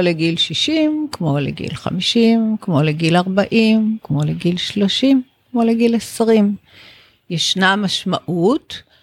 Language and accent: Hebrew; Israel; גדלתי בישראל של שנות ה-60